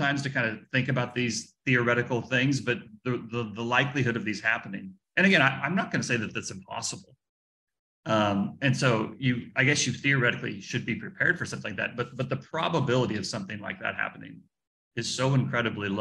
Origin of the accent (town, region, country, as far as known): United States